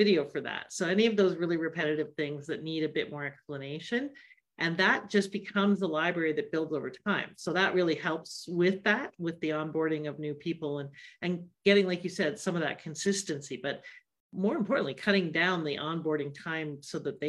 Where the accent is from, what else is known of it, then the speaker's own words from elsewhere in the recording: Canada; I'm Canadian